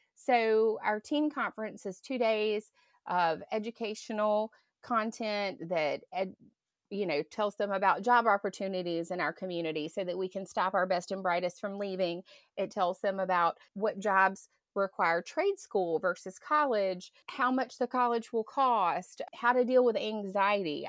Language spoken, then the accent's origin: English; Grand Bay, Alabama, United States; moved away as an adult; also born or lived in California; I grew up in Green Bay